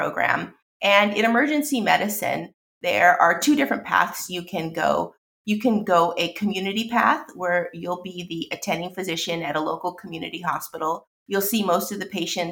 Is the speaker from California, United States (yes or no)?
yes; Los Angeles, California, United States; Born and raised in Los Angeles